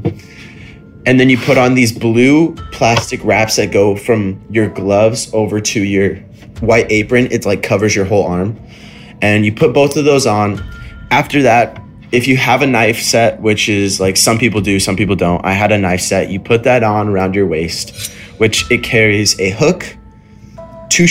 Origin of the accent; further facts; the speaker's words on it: Idaho, United States; moved away as an adult; now in California, United States; back when I used to live in Idaho, which is my hometown, and it was right before I moved to California.